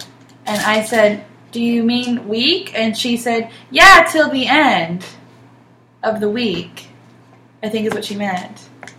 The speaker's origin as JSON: {"language": "English", "town": "Clinton", "country": "United States", "said": "I'm from Clinton, and there is no, I'm the black kid at my school because I'm not Italian, for instance. Because Clinton is like 98% people of Italian descent, and then I'm not of Italian descent."}